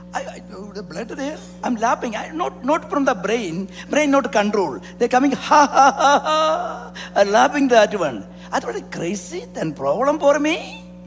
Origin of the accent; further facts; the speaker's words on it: South India, India; I am from South India